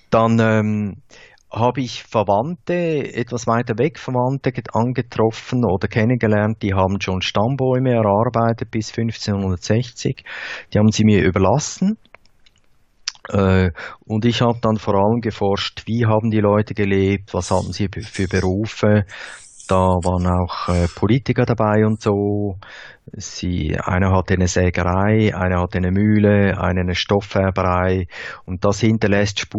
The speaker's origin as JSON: {"language": "German", "town": "Thal", "region": "St. Gallen", "country": "Switzerland", "said": "Wir kommen aus Tal, das ist die, die Ecke, die äh, Nordostecke der Schweiz, wo der Rhein in den Bodensee mündet"}